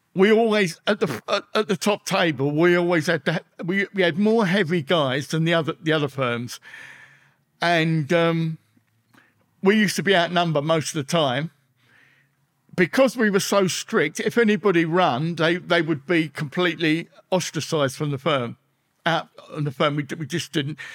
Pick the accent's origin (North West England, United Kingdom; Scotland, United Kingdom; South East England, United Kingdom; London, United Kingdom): London, United Kingdom; also born or lived in Elephant and Castle; I was brought up in Peckham